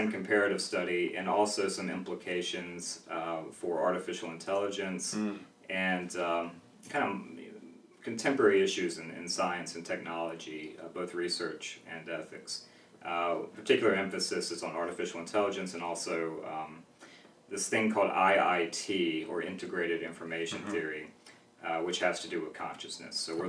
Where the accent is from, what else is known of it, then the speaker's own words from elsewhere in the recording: Mount Airy, North Carolina, United States; So I'm from North Carolina. It's where I live now, but that's also where I was born. And I was born in a town called Mount Airy